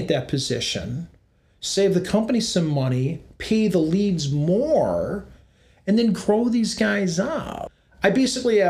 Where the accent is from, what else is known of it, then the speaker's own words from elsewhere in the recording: United States; you were Americans. You were very proud of being an American.